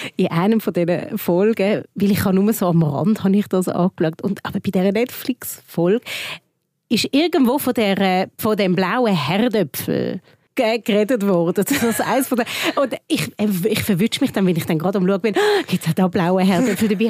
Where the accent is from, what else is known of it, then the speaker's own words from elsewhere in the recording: Switzerland; bei uns in der Schweiz